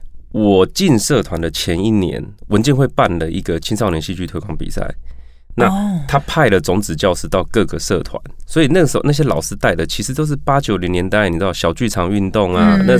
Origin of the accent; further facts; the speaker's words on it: Chiayi, Taiwan; 因为在嘉义长大嘛，嘉义小孩，